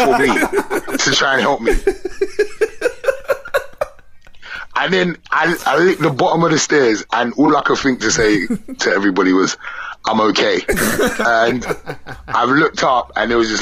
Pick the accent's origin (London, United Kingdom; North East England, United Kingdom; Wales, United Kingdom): London, United Kingdom; I'm from away from London